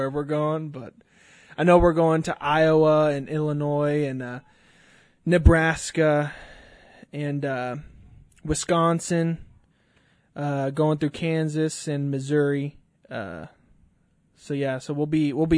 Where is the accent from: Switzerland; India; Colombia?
Colombia; also born or lived in Arkansas, United States; now in Tulsa, United States; I am from Colombia, South America. I was born in Arkansas, but then I moved to Colombia and lived there for 14 years.